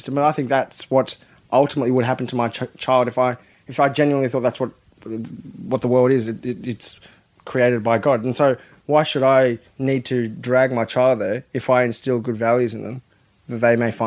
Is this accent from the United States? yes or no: no; Australia